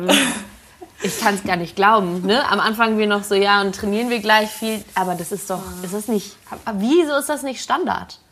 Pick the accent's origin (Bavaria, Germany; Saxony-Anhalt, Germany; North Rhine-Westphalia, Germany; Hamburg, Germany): Hamburg, Germany; moved away; ich komme aus Hamburg ursprünglich